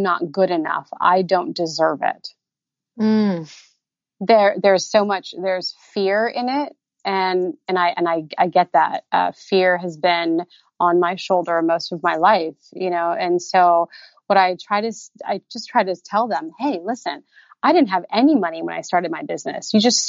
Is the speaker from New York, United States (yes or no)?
no; Indiana, United States; now in Southern California, United States; You know, I came from Indiana and now here I am in Southern California.